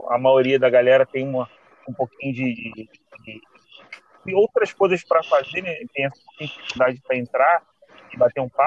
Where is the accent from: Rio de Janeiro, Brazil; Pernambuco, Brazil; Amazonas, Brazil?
Rio de Janeiro, Brazil; Bom dia, sou o …. Sou daqui do Rio. Estou estudando também para concurso como vocês.